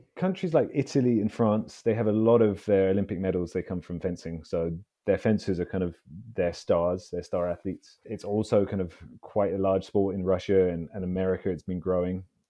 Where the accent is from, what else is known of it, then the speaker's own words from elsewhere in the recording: London, United Kingdom; I grew up in London, so I'm a, I'm a Londoner.